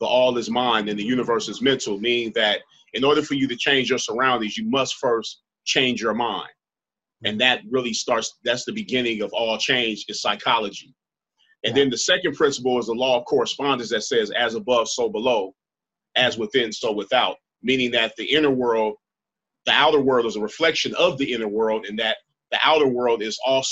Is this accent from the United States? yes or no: yes; Los Angeles, California, United States; And I'm from Los Angeles.